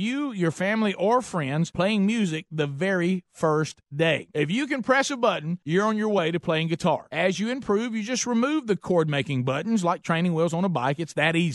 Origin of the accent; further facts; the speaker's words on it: the South, United States; I'm a Southerner